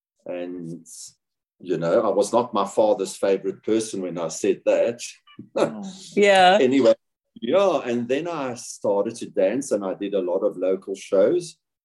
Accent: Cape Town, Western Cape, South Africa; now in Johannesburg, South Africa; I grew up. Cape Town. Cape Town is my hometown. I now live in Johannesburg. I grew up in Cape Town.

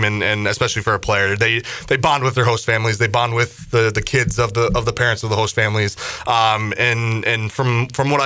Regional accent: Minnesota, United States; moved away as an adult; also born or lived in South Orange, New Jersey; now in Greenville, United States; I'm originally from Minnesota, but ended up going to Seton Hall University in South Orange, New Jersey

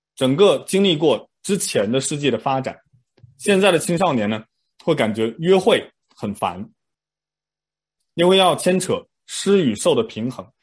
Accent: China; moved away; 我们可能小时候在上国内的那种思想品德课一样

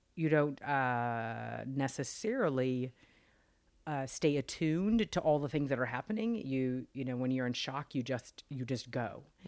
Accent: Los Angeles, California, United States; I actually grew up in Los Angeles

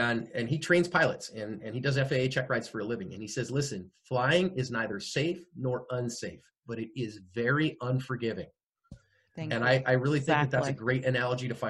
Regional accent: Bay Area, California, United States; moved away as an adult; also born or lived in Phoenix; we were both born and raised in the Bay Area of California

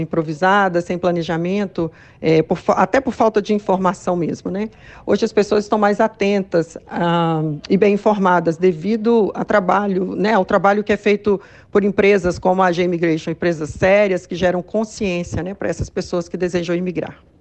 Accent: Belo Horizonte, Minas Gerais, Brazil; sou de BH também

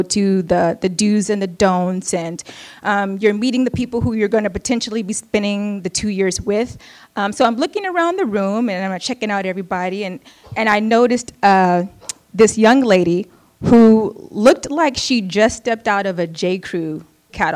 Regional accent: United States; also born or lived in Oakland, California

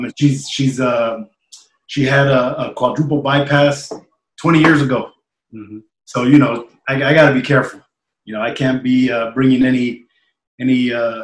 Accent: Bell Gardens, California, United States; also born or lived in Charter Oak, California; I grew up in the city of Bell Gardens, which they're neighboring little towns in Southeast LA.

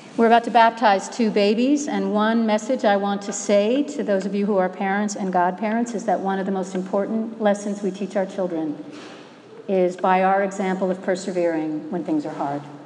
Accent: Minnesota, United States; I'm from Minnesota. We have lakes in Minnesota and they freeze in the winter

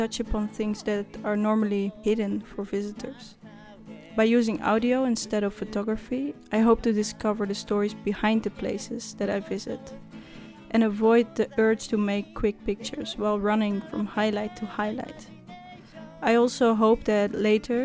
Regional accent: Netherlands; I'm from Holland

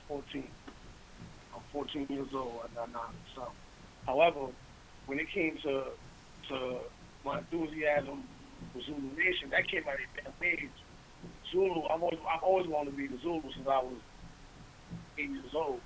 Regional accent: Beacon, New York, United States; I grew up in Beacon, New York

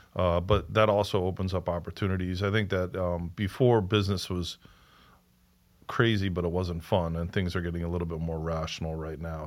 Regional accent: Rhode Island, United States; we're also from Rhode Island, so a twenty minute drive

